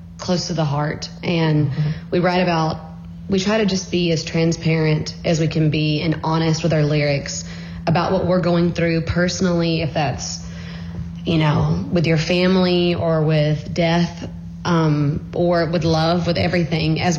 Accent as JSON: {"language": "English", "region": "Alabama", "country": "United States", "tie": "born or raised there", "said": "But I grew up in Alabama, and I lived on Pines Road."}